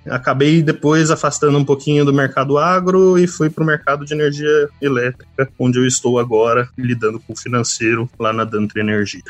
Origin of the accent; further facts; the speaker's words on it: Guarulhos, São Paulo, Brazil; moved away as an adult; also born or lived in Piracicaba; eu sou de Guarulhos, nascido e criado em Guarulhos